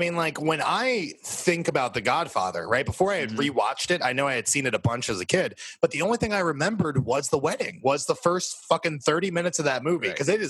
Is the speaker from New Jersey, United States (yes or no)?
yes; New Jersey, United States; Yeah, I'm from Jersey.